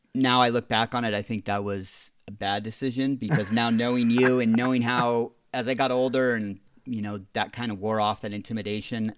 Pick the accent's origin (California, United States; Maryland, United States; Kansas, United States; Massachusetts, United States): California, United States; San Clemente; also born or lived in Laguna Niguel; was born and raised here in San Clemente, California